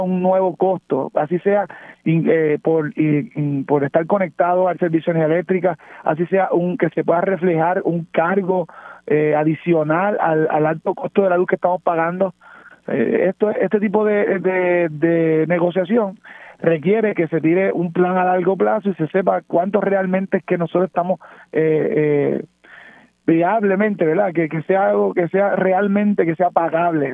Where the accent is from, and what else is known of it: Puerto Rico